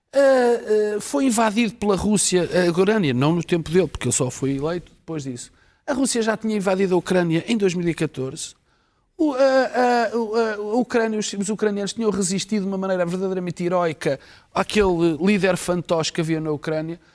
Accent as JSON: {"language": "Portuguese", "country": "Portugal", "said": "Eu, como português"}